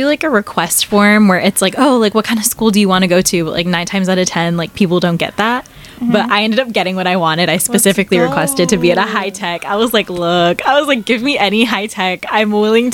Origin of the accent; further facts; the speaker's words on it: Temecula, California, United States; moved away as an adult; also born or lived in Hampton, Virginia / San Diego; I grew up in Temecula